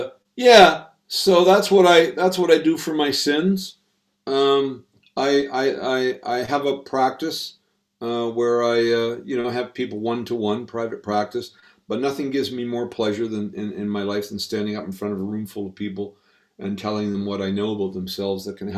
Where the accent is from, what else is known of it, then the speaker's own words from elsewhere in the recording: Halifax, Nova Scotia, Canada; moved away as an adult; also born or lived in Barbados; now in United Kingdom; I was born in Halifax, Nova Scotia, which is on the eastern seaboard of Canada. I grew up there, lived there for about the first 35 years of my life.